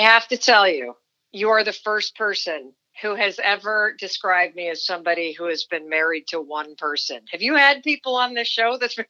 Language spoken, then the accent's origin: English; Kansas City, Missouri, United States; born there; I was born in Kansas City, Missouri. My dad was a medical student there, and my mother worked for the IRS at night while my dad was in school.